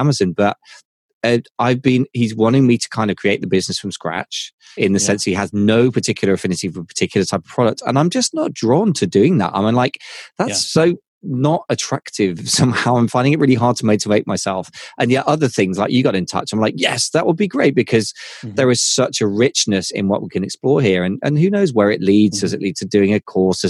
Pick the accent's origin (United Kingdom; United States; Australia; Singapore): United Kingdom; I'm British